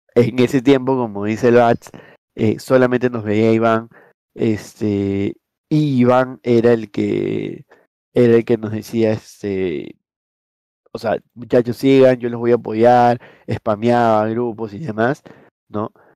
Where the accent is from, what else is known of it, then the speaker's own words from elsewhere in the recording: Peru; nosotros somos de Perú